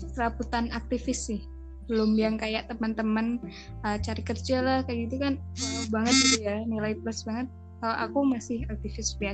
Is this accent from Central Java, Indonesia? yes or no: yes; Boyolali, Central Java, Indonesia; Terus habis itu Aku asli Boyolali.